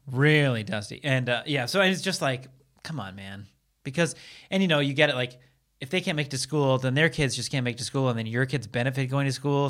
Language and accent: English; Seattle, Washington, United States; now in Los Angeles, United States; I'm from Seattle